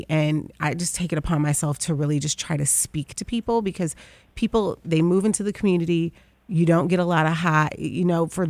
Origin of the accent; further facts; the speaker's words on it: Detroit, Michigan, United States; So Jefferson Chalmers is the best kept secret of Detroit. It's such a cool place to live and to have grown up in.